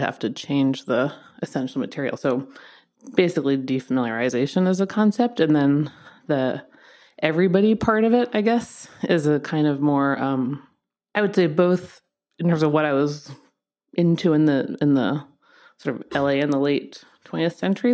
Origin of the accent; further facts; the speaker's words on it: East Coast, United States; moved away as an adult; also born or lived in London; now in Los Angeles, United States; I'm from the East Coast